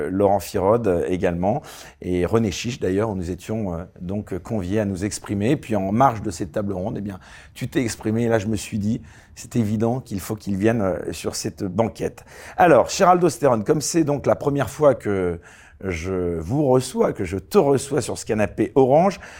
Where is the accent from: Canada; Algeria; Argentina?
Algeria; Oran, Oran Province; moved away as an adult; also born or lived in Switzerland; now in United Kingdom; Je suis né à Oran en Algérie.